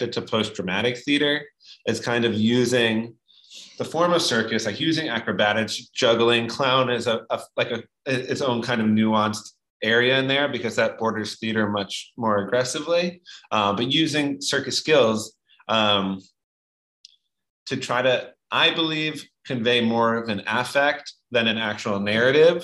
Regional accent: New York, United States; I lived in New York growing up

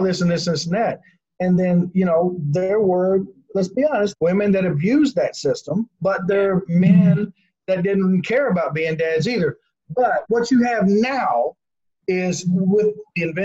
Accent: Kentucky, United States; also born or lived in southern Indiana; now in Indiana, United States; I grew up in Kentucky, yes. Okay. But I live in southern Indiana.

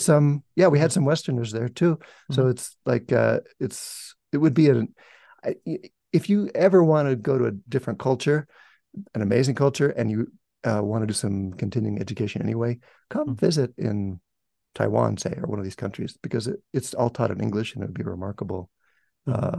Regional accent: United States; I said, America

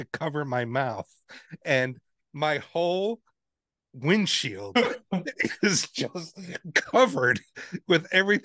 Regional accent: New York City, New York, United States; moved away; also born or lived in Texas; I'm from New York City

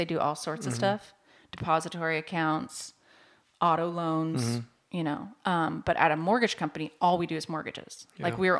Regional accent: Washington, United States; also born or lived in Oregon; now in Joplin, United States; Originally, I was born in Oregon, but I was raised in Washington State. So out by Seattle. Mm-hmm. And then we moved to Joplin in 2010, right in time for the tornado.

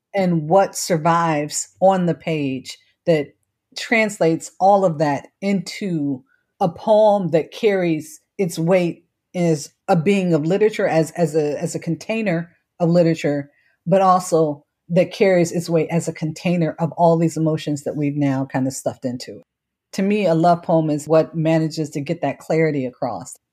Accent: Cleveland, Ohio, United States; moved away as an adult; also born or lived in Washington, D.C.; I was born and raised in Cleveland, Ohio, St. Luke's Hospital, which no longer exists

